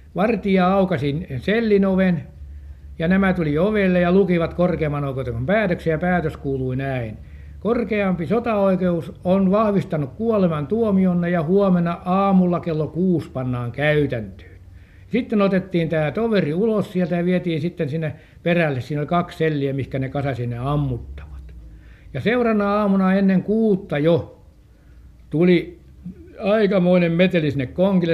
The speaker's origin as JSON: {"language": "Finnish", "town": "Helsinki", "region": "Uusimaa", "country": "Finland", "tie": "born or raised there", "said": "minäkin olin helsinkiläinen, vaikka minä olin siihen aikaan mailla, täällä syntynyt"}